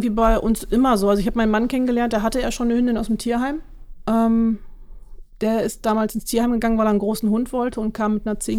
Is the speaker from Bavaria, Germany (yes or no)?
no; Münster, North Rhine-Westphalia, Germany; now in Dülmen, Germany; Ich komme ursprünglich auch aus Münster, wohne jetzt aber in Dülmen seit ein paar Jahren.